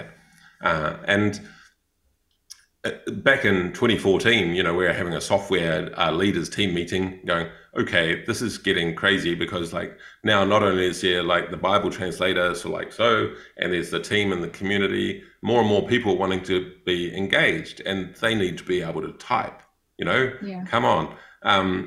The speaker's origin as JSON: {"language": "English", "country": "New Zealand", "also_born_or_lived": "Thailand / Cambodia", "accent": "Kiwi", "moved": "yes", "said": "I'm a Kiwi"}